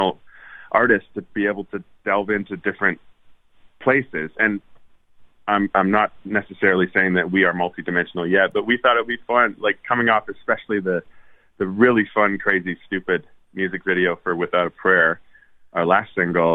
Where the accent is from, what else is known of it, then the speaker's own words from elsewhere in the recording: Winnipeg, Manitoba, Canada; moved away as an adult; also born or lived in Edmonton, Alberta; now in Nashville, United States; Moved to Winnipeg at that age, a little before 8, I guess. 9-ish. And lived in Winnipeg until I moved away, went to Nashville